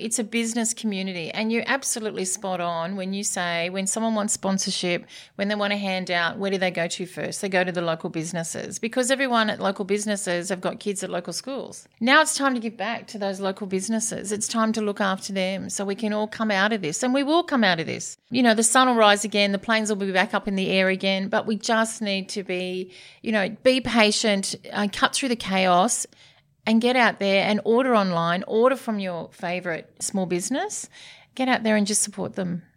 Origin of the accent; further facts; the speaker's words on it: Sydney, New South Wales, Australia; Born and bred in Coogee